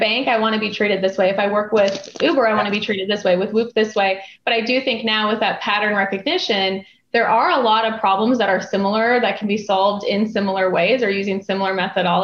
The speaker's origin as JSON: {"language": "English", "region": "North Dakota", "country": "United States", "tie": "born or raised there", "said": "I grew up in North Dakota, and so we're used to negative 40 Fahrenheit"}